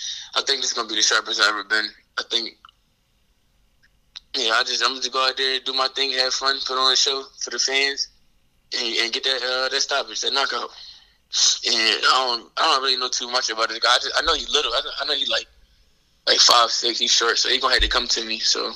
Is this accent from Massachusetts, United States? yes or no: no; Philadelphia, Pennsylvania, United States; would have been crazy. It would have been in Philly. That would have been crazy.